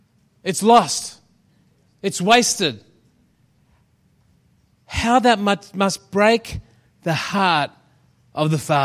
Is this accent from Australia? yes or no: yes; Shepparton, Victoria, Australia; Friends of ours in Shepparton, that's where we came from. That's what I was trying to say. We came from Shepparton.